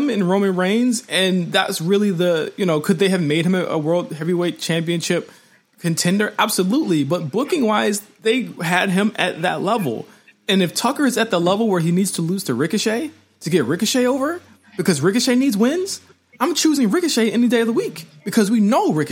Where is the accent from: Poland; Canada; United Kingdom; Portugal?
Canada; accent: Canadian; Are you mocking my Canadian accent right now?